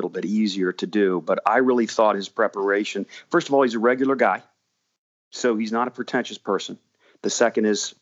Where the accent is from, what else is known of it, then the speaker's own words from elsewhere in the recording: College Park, Maryland, United States; also born or lived in Washington, D.C.; I grew up in College Park Woods